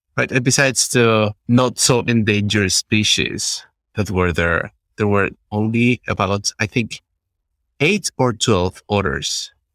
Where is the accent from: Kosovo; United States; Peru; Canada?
Peru; I'm from Peru